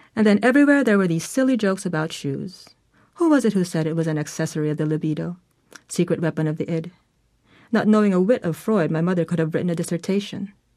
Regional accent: Manila, Metro Manila, Philippines; I was born in Manila.

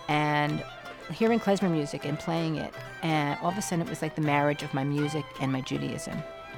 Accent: United States; Even though we're American and assimilated, this music brings us back to where we come from in Eastern Europe.

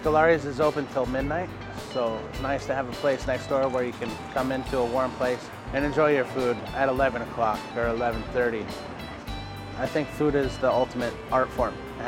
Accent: East Coast, United States; I grew up on the East Coast, and I wanted to bring back some of the things that I missed.

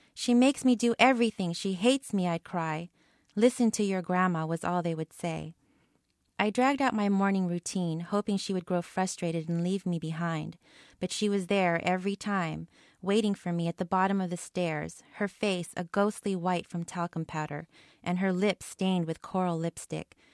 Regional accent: Bay Area, California, United States; moved away as an adult; now in Honolulu, United States; I was born and raised here in the Bay Area

